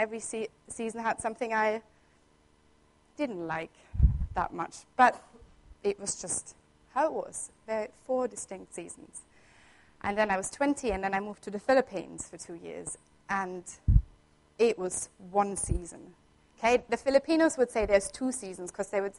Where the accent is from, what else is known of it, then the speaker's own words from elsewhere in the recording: Southern Germany, Germany; moved away as an adult; I grew up in Germany. I was born there, and I spent 20 years of my life there. And in Germany, where I'm from the south at least